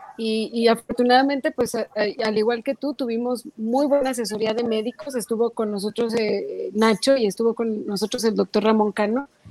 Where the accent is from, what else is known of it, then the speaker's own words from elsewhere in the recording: Mexico; como mexicanos